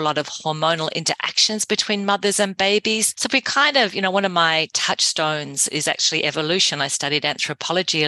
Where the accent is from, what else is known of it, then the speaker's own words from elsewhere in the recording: Whangarei, Northland, New Zealand; my father was an obstetrician in my hometown of Whangarei in New Zealand